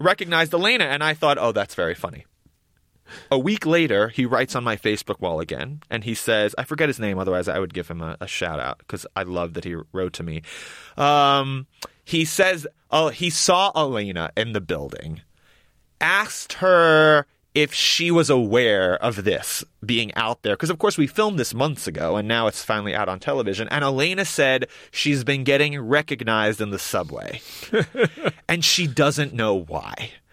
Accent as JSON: {"language": "English", "region": "New York", "country": "United States", "tie": "born or raised there", "said": "I grew up in New York, and these are my people"}